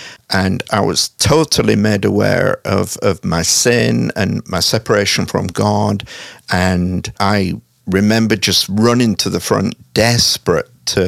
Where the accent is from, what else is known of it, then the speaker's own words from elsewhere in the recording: Hull, Yorkshire and the Humber, United Kingdom; moved away as an adult; also born or lived in Salisbury / Scotland; now in Kansas City, United States; I'm originally from Hull. Uh-huh. I was born there in 1960. I left as a young adult and moved around a little.